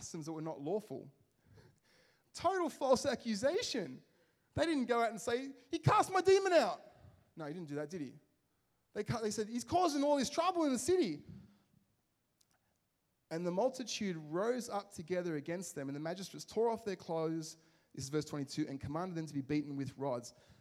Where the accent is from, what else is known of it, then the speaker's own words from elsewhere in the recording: Liverpool, North West England, United Kingdom; when I grew up in Liverpool, there was a bit of a heroin problem.